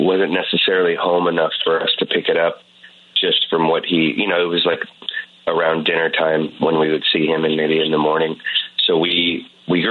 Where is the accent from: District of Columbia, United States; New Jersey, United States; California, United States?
California, United States; Oakland; I grew up in Oakland, in a very diverse community in Oakland.